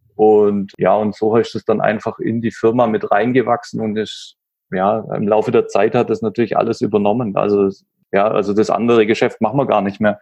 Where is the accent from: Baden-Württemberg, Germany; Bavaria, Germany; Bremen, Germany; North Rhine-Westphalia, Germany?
Baden-Württemberg, Germany; Stuttgart area; moved away as an adult; now in Nuremberg, Germany; ich komme ursprünglich aus dem Stuttgarter Raum, wohne aber ja seit zehn Jahren jetzt in Nürnberg.